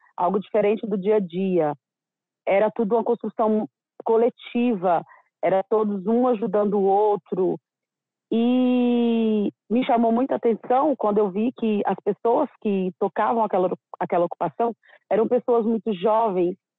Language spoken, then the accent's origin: Portuguese; interior of Minas Gerais, Brazil; moved away as an adult; now in São Paulo, Brazil; Eu sou do interior de Minas Gerais, meus pais lavradores